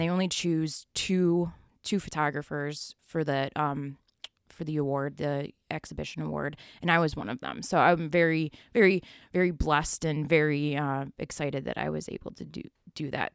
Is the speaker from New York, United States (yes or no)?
yes; Buffalo, New York, United States; I grew up in Buffalo, uh, Buffalo, New York